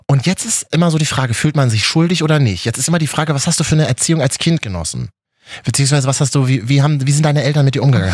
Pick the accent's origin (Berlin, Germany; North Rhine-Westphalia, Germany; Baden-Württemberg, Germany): Berlin, Germany; als Berliner